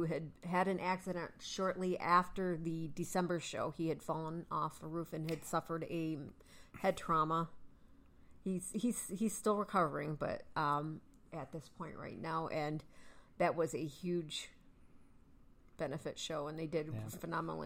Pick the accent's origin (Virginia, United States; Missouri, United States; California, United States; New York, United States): New York, United States; Jamestown; coming from what I lovingly refer to my hometown as the Dirty J, we know that Jamestown is home to the National Comedy Center